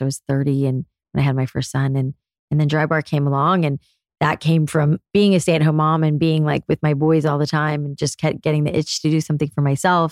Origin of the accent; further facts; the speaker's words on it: South Florida, United States; moved away as an adult; also born or lived in New York City; I was a curly haired girl growing up in South Florida